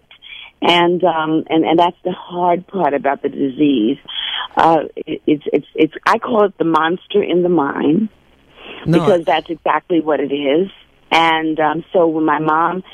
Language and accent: English; New York City, New York, United States; me growing up in Brownsville